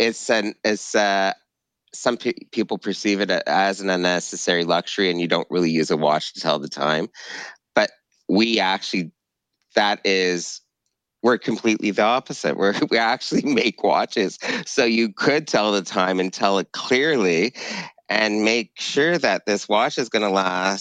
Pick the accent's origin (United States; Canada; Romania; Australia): Canada; Montreal, Quebec; I grew up in Montreal